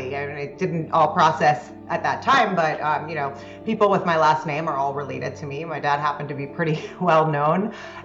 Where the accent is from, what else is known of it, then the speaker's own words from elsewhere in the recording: South Florida, United States; also born or lived in New York; I did grow up for the most part in South Florida